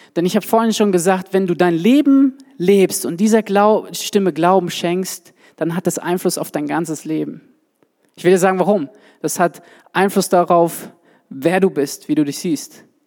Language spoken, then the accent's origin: German; Swabia, Germany; Ich komme ja aus dem Schwabenland